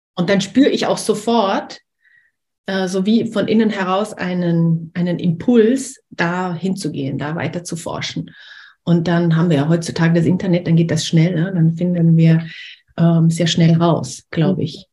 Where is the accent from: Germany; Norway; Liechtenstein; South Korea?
Liechtenstein; also born or lived in Austria; now in France; ich bin in Österreich geboren, in Liechtenstein aufgewachsen